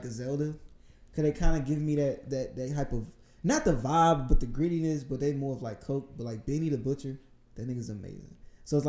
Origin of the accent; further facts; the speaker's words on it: the South, United States; I'm from the South